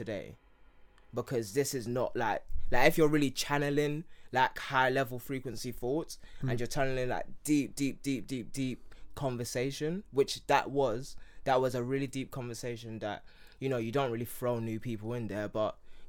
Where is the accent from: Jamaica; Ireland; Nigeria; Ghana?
Nigeria; Well, obviously they asked me what my name was first, and then I said I'm from Yoruba. Like, yes, Nigeria, but you know, Nigeria is really a Portuguese word that derives from this.